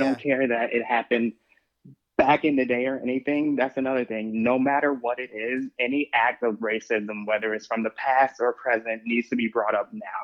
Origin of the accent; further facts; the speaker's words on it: Chicago, Illinois, United States; I am from Chicago